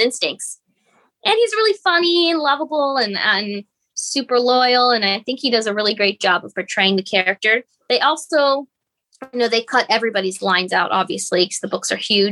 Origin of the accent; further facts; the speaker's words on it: United States; as an American